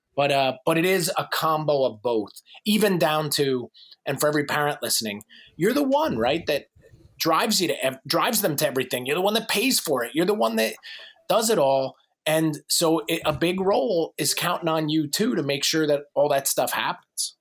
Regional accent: New Jersey, United States; moved away as an adult; now in North Carolina, United States; I'm in North Carolina now. I'm originally from New Jersey

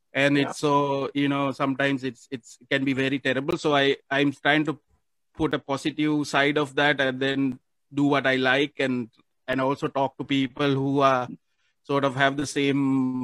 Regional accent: Sri Lanka; now in Philippines; I don't feel like I'm a Sri Lankan here anymore. I feel like I'm actually a Filipino

